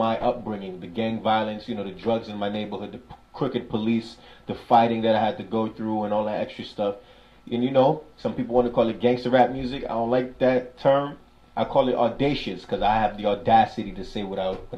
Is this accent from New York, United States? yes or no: yes; New York City, New York, United States; I'm somebody from Brooklyn, New York